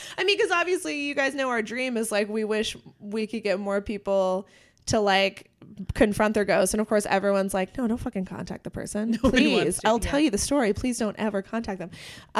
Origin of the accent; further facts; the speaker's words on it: New York, United States; I'm from New York. So walking into an apartment that size completely baffled me.